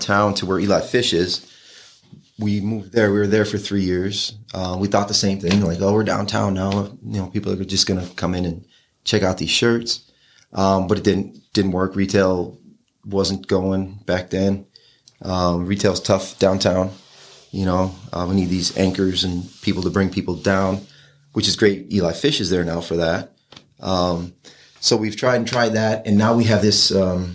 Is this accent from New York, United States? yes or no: yes; Batavia, New York, United States; I grew up on School Street